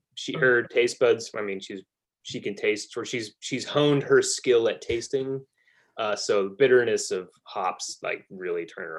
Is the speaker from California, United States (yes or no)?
yes; California, United States; moved away as an adult; now in Fort Smith, United States; I lived in California my whole life.